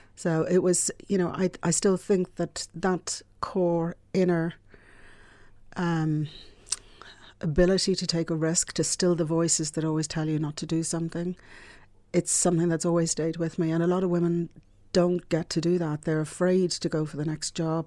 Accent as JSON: {"language": "English", "town": "Dublin", "region": "Leinster", "country": "Ireland", "tie": "born or raised there", "also_born_or_lived": "Scotland", "said": "I grew up in the Phoenix Park"}